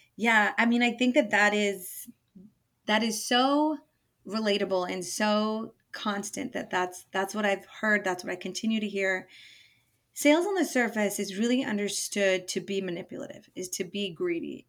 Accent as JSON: {"language": "English", "area": "Bay Area", "region": "California", "country": "United States", "tie": "born or raised there", "moved": "as an adult", "lives_now": "Portland, United States", "said": "So from the Bay Area, um, lived there most of my life until moving to Portland 10 years ago"}